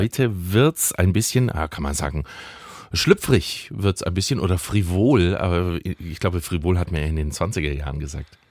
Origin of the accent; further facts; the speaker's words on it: Swabia, Germany; Wir kommen ja beide aus, aus Schwaben ursprünglich